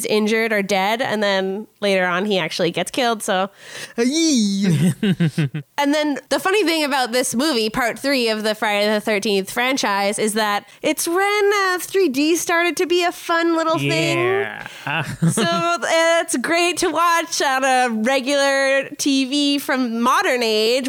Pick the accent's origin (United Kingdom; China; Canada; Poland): Canada; we're Canadian